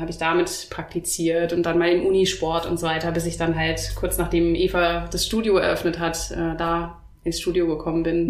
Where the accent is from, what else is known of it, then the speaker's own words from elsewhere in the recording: Oberhausen, North Rhine-Westphalia, Germany; moved away as an adult; now in Stuttgart, Germany; Ich komme ursprünglich aus dem Ruhrgebiet, aus Oberhausen bin dann für mein Masterstudium nach Stuttgart gekommen